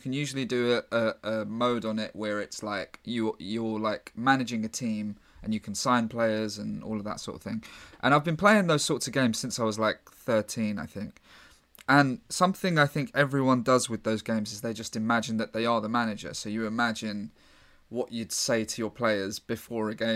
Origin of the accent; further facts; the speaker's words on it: London, United Kingdom; I'm from London